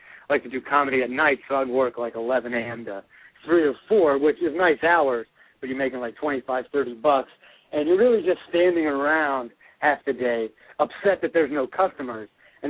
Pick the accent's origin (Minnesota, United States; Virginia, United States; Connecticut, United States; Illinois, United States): Virginia, United States; Winchester; moved away as an adult; also born or lived in Norfolk, Virginia; now in New York City area, United States; I'm originally from Winchester, Virginia. It's a small town in northern Virginia, right on the border of West Virginia there